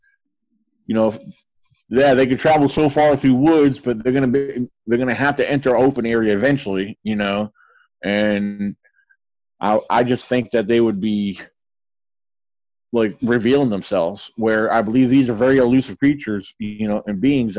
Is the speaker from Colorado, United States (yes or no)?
no; Virginia, United States; I grew up here in Virginia and I know the area very well